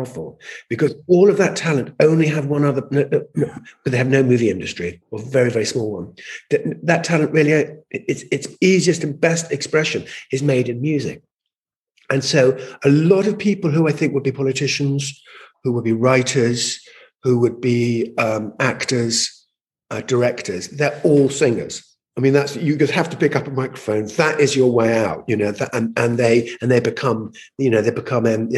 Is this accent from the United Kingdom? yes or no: yes; England, United Kingdom; moved away; also born or lived in Jamaica; I'm English.